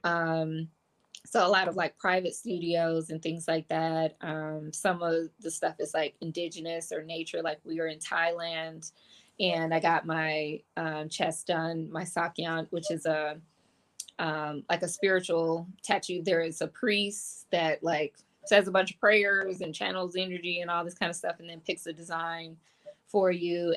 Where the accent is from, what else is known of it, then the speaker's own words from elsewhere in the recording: Detroit, Michigan, United States; I grew up in Detroit. I grew up in the city.